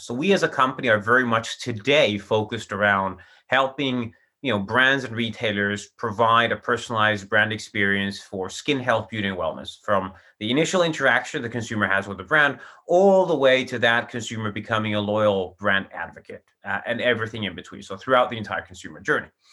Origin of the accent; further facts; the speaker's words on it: Finland; also born or lived in Chicago; I'm from Finland, and that's where I'm based today